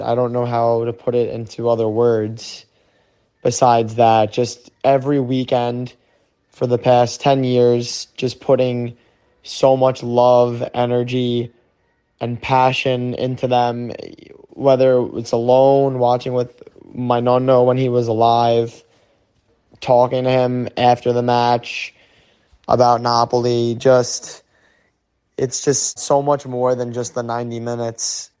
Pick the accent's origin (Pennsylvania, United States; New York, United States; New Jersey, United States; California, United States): New York, United States; I'm from New York